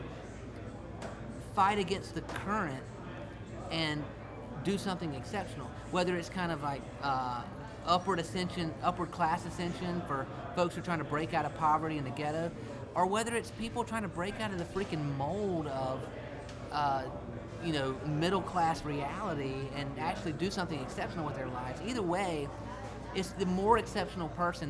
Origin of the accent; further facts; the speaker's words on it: South Carolina, United States; I'd say South Carolina